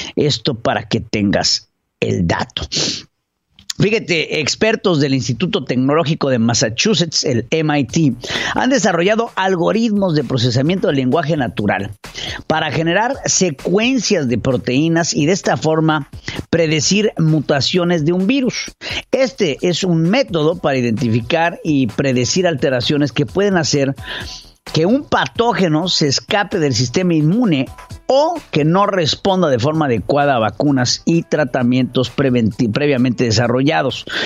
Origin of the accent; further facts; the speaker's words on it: Mexico; como mexicano